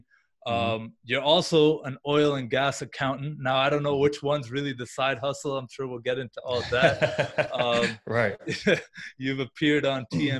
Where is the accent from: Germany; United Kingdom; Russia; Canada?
Canada; I'm Canadian myself